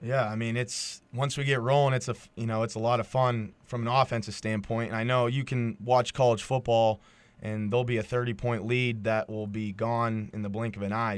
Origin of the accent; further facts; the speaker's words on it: Edinboro, Pennsylvania, United States; I'm from Edinburgh and I've, I've been around here